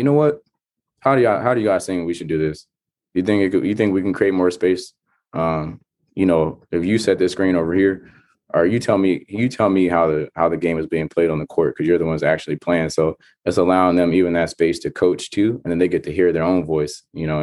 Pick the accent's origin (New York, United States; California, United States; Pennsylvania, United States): California, United States; Stockton; now in Fargo, United States; growing up in Stockton